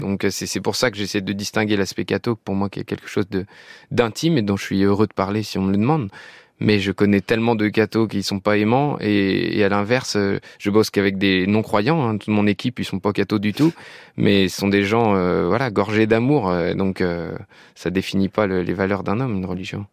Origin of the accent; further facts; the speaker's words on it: France; je suis français et j'adore ce pays